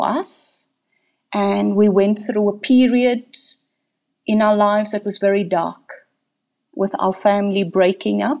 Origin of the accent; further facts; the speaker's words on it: Cape Town, Western Cape, South Africa; I am my mother's eldest child and born in District 6.